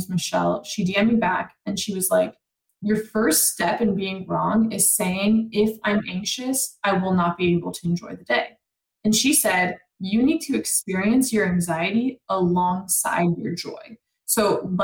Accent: France; moved away; I'm from France.

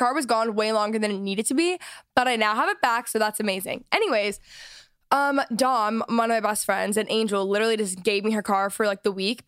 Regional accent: Texas, United States; moved away; I'm from Texas

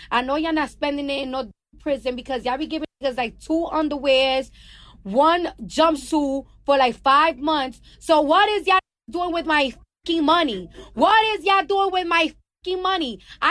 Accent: New York, United States; I'm from New York

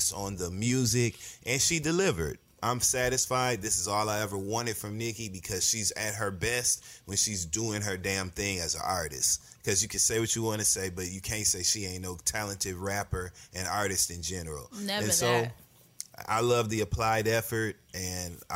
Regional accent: Flint, Michigan, United States; I'm from Flint, Michigan, born and raised

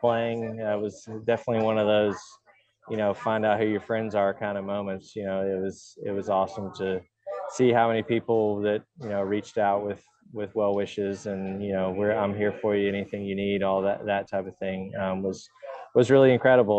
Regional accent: Woodstock, Georgia, United States; growing up in Georgia

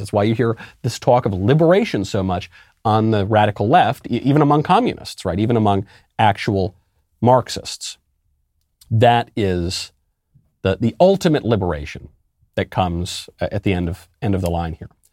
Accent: New York, United States; where I grew up in New York

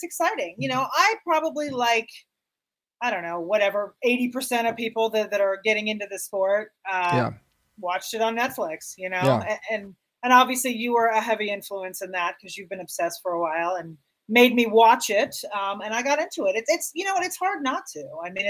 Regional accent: Miami, Florida, United States; I grew up in Miami. I grew up probably 20 minutes from the fake marina that was the Hard Rock Stadium. I grew up like 20 minutes away.

